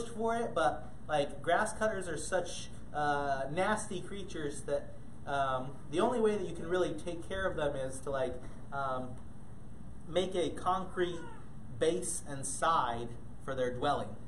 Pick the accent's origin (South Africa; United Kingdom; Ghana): Ghana; most of you um, know that I grew up in Ghana, West Africa. And, and, growing up in Ghana, we had lots of cool pets